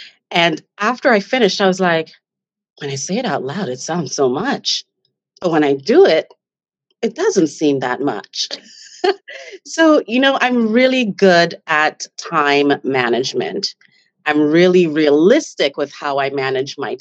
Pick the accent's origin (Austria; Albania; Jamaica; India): Jamaica; now in Canada; I'm from Jamaica and we are a proud people